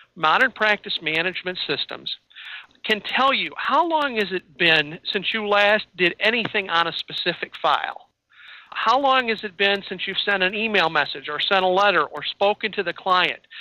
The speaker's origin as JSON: {"language": "English", "region": "Illinois", "country": "United States", "moved": "yes", "lives_now": "Wisconsin, United States", "said": "I'm in I'm in Wisconsin but I come from Illinois"}